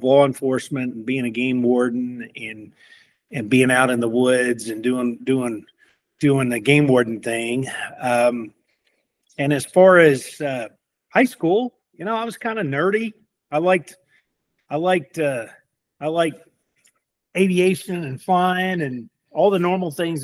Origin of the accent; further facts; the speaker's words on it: Decatur, Alabama, United States; I grew up in Decatur, Alabama, in the 70s and 80s